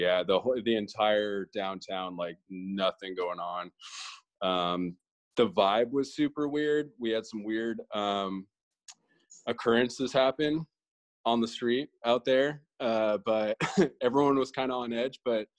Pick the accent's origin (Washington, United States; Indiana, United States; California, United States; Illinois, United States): California, United States; Los Angeles; now in on the road; I travel quite a bit now, but LA is always like my hometown. You know, for me, LA is my spot, like the city I love the most.